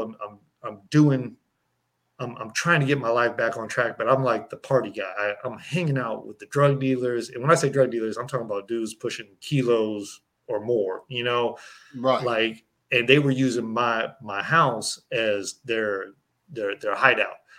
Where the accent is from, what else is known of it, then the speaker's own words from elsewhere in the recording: Berkeley, California, United States; growing up in Berkeley, California